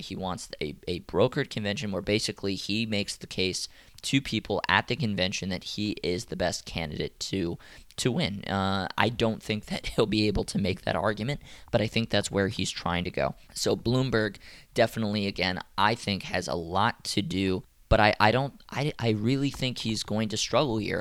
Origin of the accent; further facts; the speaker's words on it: Atlanta, Georgia, United States; also born or lived in Miami, Florida; I did move to Atlanta when I was six